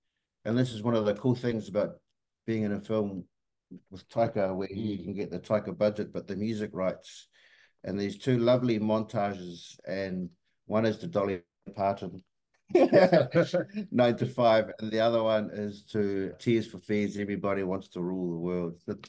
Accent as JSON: {"language": "English", "country": "Australia", "said": "Enjoying this, being Aussie to promo this film and being in Sydney and meeting people from here"}